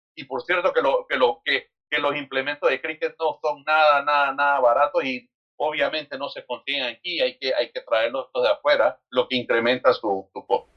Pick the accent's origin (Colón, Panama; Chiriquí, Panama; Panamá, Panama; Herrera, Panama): Panamá, Panama; Panama City, Panama; nosotros nacimos y nos criamos en la central